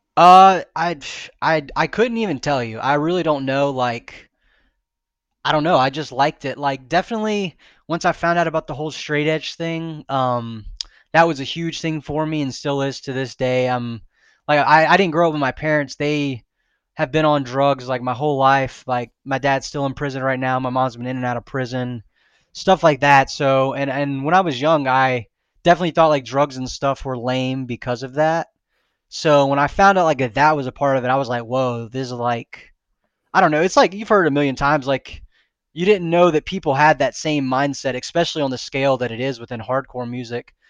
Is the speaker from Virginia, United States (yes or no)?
no; Mobile, Alabama, United States; now in Florida, United States; I grew up in Mobile, Alabama